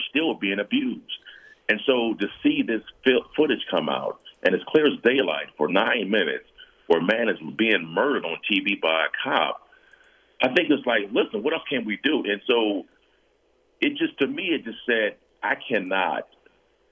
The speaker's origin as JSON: {"language": "English", "town": "San Diego", "region": "California", "country": "United States", "tie": "born or raised there", "also_born_or_lived": "Denver", "moved": "as an adult", "lives_now": "Los Angeles, United States", "said": "my hometown of San Diego"}